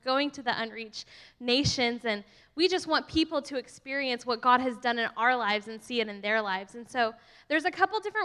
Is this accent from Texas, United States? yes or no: yes; Texas, United States; I'm actually like from Texas and ride horses